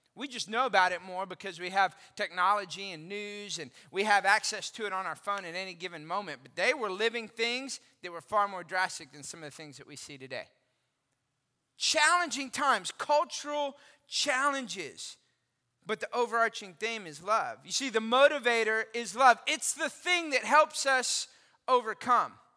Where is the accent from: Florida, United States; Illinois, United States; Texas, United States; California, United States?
Texas, United States; Austin; now in McKinney, United States; I grew up in Austin